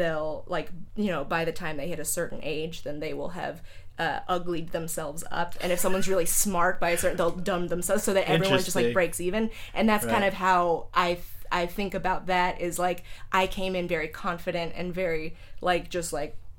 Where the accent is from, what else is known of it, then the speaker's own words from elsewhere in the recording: San Jose, California, United States; also born or lived in Chicago; I grew up in San Jose.